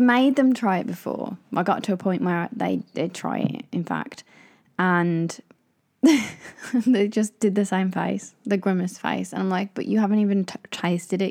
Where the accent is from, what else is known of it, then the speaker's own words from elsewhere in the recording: Midlands, United Kingdom; I grew up in the Midlands